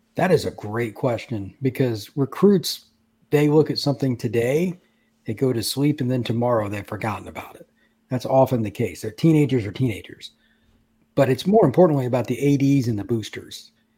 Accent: Indiana, United States; I grew up in Indiana

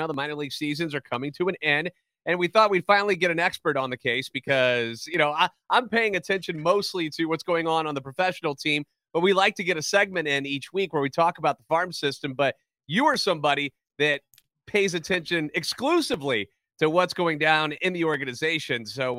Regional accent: St. Louis, Missouri, United States; born or raised there

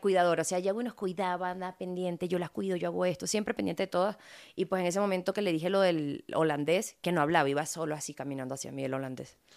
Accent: Venezuela; now in Mexico; a mí me conoce todo el pueblo de donde yo crecí, sí son todos negritos, son mi familia, me crié con ellos

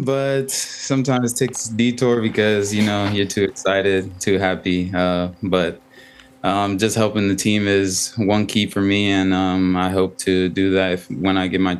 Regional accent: Ghana; first language Twi; English is a second language; also born or lived in Spain; I speak 2. I speak English and my native language, which is Twi in Ghana, and hopefully French soon.

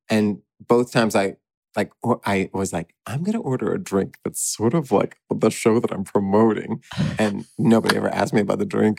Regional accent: Texas, United States; Listen, I'm from Texas.

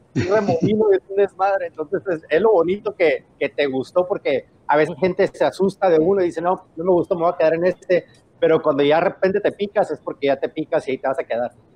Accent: San Diego, California, United States; also born or lived in Tijuana; me creí en Tijuana, nací en Tijuana y me creí en San Diego

